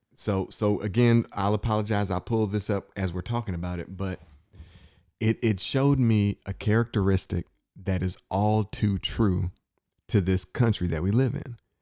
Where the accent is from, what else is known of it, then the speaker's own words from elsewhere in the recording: Inkster, Michigan, United States; I grew up in Inkster, Michigan